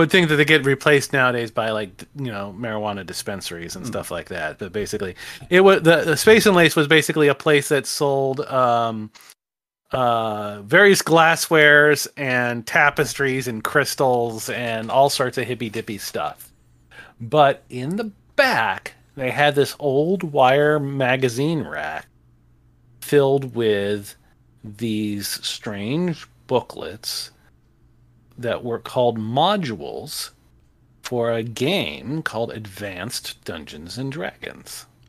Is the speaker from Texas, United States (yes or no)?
no; Haleiwa, Hawaii, United States; Okay, I grew up on the North Shore of Hawaii, and which was a real a town called Haleiwa.